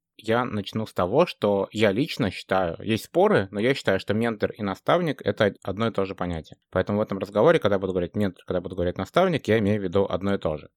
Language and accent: Russian; Moscow, Russia; moved away as an adult; now in Amsterdam, Netherlands; я вообще родом из Москвы, но последние 7 лет живу в э, светлом солнечном городе Амстердам